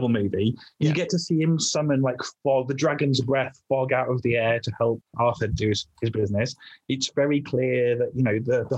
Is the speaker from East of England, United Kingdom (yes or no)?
yes; the Fens, East of England, United Kingdom; also born or lived in Wales; I'm originally Welsh, but I grew up in a bit of England called the Fens